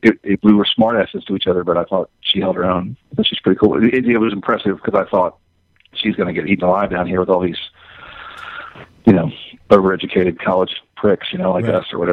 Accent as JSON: {"language": "English", "region": "the South", "country": "United States", "said": "I'm from the South. I was raised Catholic, so obviously I'm not a Catholic now."}